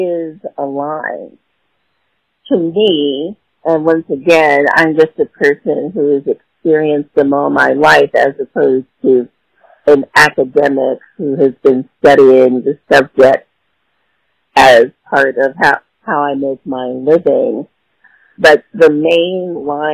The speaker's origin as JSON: {"language": "English", "town": "Los Angeles", "region": "California", "country": "United States", "moved": "yes", "lives_now": "Washington, D.C., United States", "said": "I'm from Los Angeles, California"}